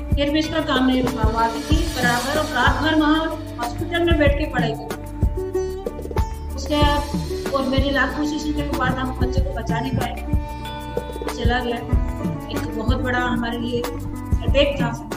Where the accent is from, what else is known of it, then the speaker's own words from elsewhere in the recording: Indore, Madhya Pradesh, India; now in Jaipur, India; मैं proper MP Indore से हूँ